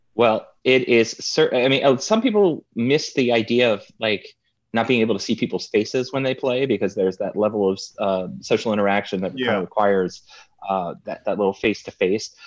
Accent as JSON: {"language": "English", "region": "New Jersey", "country": "United States", "said": "I'm from New Jersey"}